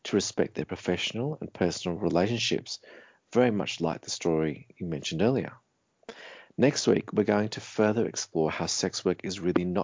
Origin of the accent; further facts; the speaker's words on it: Australia; Even though I grew up in Australia, I'm a person of color